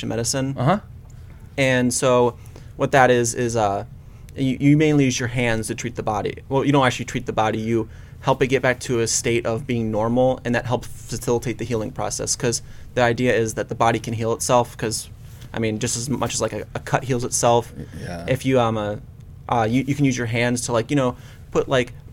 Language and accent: English; Hudson, Ohio, United States; I'm from Hudson, Ohio. So that's like, mm-hmm. you know, suburb of Cleveland around Akron